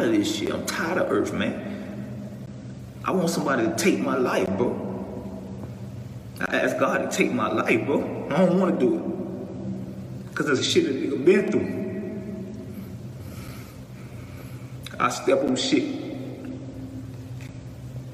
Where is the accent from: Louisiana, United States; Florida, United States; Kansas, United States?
Florida, United States; Miami; I'm from Liberty City, I'm from Overtown